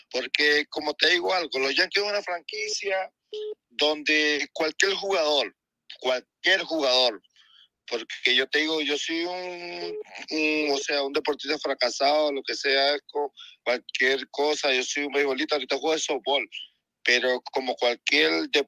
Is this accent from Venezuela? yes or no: yes; Venezuela; now in Chile; soy un venezolano, pero estoy aquí en Chile.